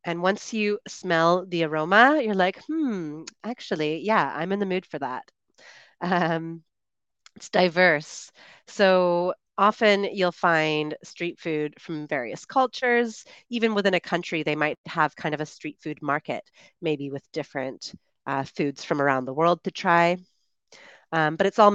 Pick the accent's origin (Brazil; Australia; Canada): Canada; moved away as an adult; I'm one of the Chatterbug tutors and streamers originally from Canada, and I am currently traveling